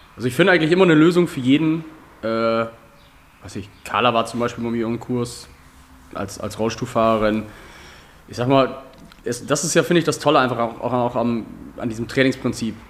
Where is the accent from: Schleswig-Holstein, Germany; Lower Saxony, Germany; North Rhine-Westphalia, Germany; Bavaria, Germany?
Lower Saxony, Germany; Georgsmarienhütte; ich komme aus Georgs Marienhütte